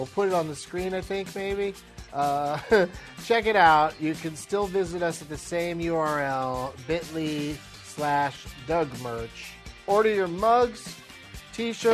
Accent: Southern California, United States; also born or lived in Los Angeles; growing up in Southern California, it was the go-to with school

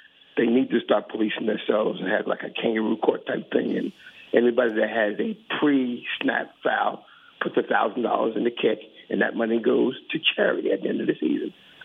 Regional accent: Philadelphia, Pennsylvania, United States; now in New Jersey, United States; I'm right outside of Philadelphia. I'm from South Philly originally

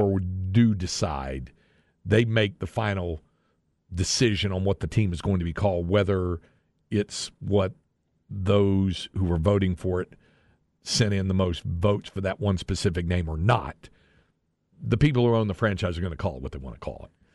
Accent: Greensboro, North Carolina, United States; moved away as an adult; also born or lived in Dallas-Fort Worth Metroplex, Texas / California; now in Texas, United States; I grew up in North Carolina

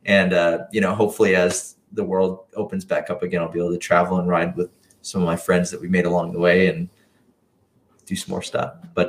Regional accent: Wisconsin, United States; kind of grew up as a trials rider and in the Midwest. I grew up in Wisconsin.

